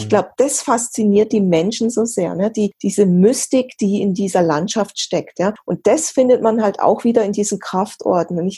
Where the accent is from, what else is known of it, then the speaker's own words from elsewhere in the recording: Weil am Rhein, Baden-Württemberg, Germany; now in Malsburg-Marzell, Germany; ich bin ja hier im Dreiländereck aufgewachsen, in Weil am Rhein groß geworden.